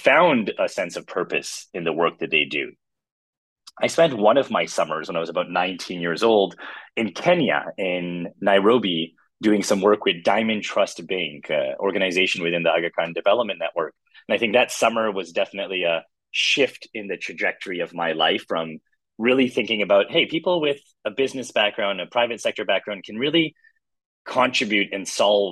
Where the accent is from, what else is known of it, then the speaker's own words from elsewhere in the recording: Canada; I was born and raised in Canada.